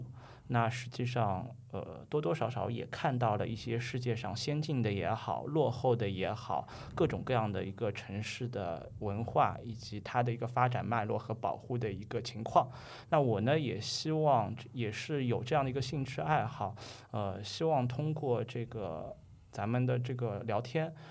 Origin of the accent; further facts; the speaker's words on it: Shanghai, China; 咱们上海话普普通话是叫做国语是叫做这个拖铃，然后用英语读是读是 trolley，就是上海话说的秃铃。